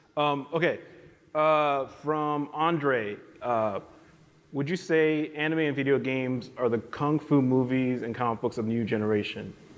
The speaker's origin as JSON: {"language": "English", "town": "New York City", "region": "New York", "country": "United States", "tie": "born or raised there", "said": "I grew up in New York City"}